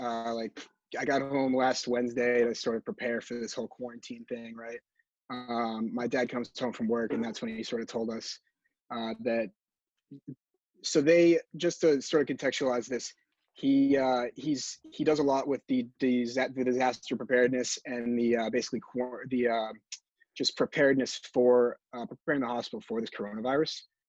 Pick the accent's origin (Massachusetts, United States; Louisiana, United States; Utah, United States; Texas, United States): Massachusetts, United States; from Mass from Massachusetts, and this is my golden hour.